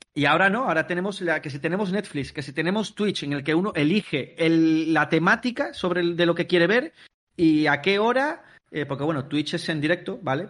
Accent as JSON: {"language": "Spanish", "town": "Palma del Río", "region": "Andalusia", "country": "Spain", "moved": "as an adult", "lives_now": "Mallorca, Spain"}